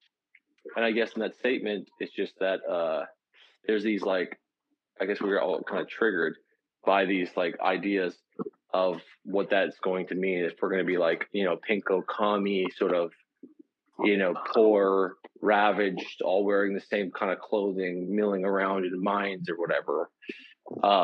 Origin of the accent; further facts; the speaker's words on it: Canada; I'm a Canadian